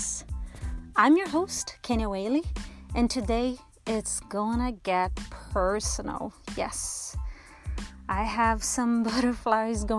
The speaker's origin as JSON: {"language": "English", "country": "Brazil", "tie": "born or raised there", "said": "I was born in Brazil"}